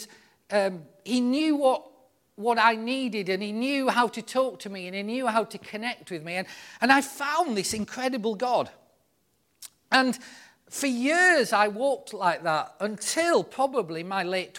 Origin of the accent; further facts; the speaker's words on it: the north of England, United Kingdom; being a northern lad